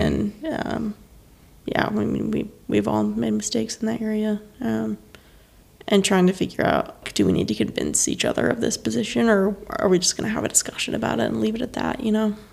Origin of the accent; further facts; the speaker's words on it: Stanley, North Carolina, United States; moved away as an adult; also born or lived in St. Louis; I am from North Carolina, grew up in Stanley, North Carolina.